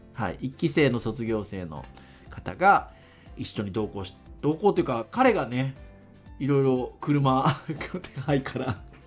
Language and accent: Japanese; Kurume, Fukuoka, Japan; 実家は確かに久留米なんですけど